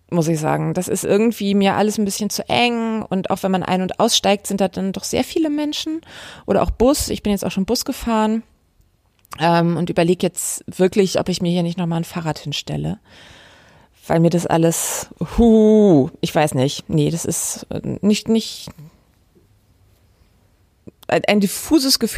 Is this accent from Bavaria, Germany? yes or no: no; Hamburg, Germany; Ich bin in Hamburg groß geworden und meine Mutter ist vor vielen, vielen, vielen Jahren mit mir schön U1 gefahren